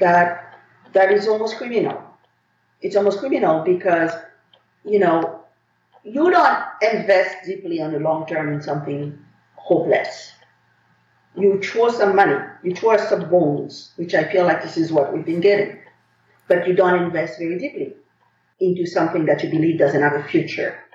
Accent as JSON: {"language": "English", "country": "Haiti", "moved": "yes", "lives_now": "United States", "said": "I come from Haiti, one of the richest countries in the world in terms of culture, history, and the spirit of our people"}